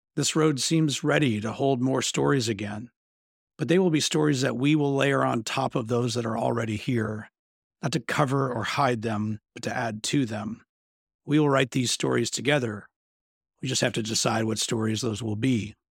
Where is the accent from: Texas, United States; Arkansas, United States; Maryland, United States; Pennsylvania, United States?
Arkansas, United States; Bentonville; my hometown of Bentonville, Arkansas